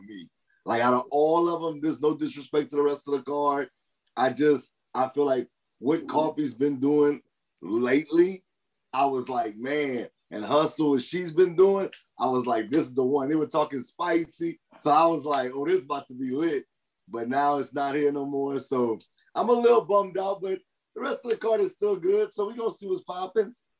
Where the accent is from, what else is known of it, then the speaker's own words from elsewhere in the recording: Louisiana, United States; I'm from Louisiana